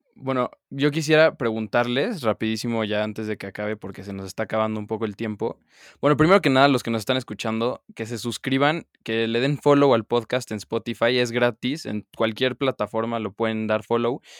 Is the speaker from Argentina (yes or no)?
no; Mexico; mi país